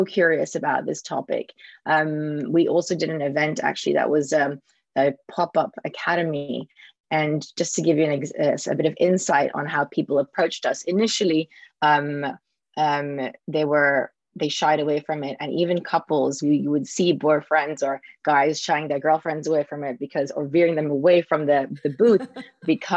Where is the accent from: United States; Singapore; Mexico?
Singapore; I grew up in Singapore, and especially it was in the 80s. So especially with my parents as well, arriving in 82